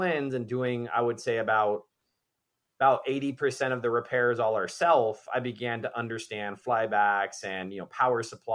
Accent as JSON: {"language": "English", "town": "Miami", "region": "Florida", "country": "United States", "tie": "born or raised there", "said": "it was in Bay Harbor Island where I grew up in Miami"}